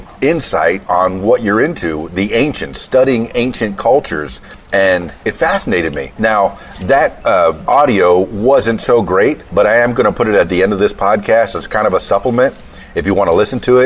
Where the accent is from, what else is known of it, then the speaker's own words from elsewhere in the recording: Florida Keys, United States; I'm from the Florida Keys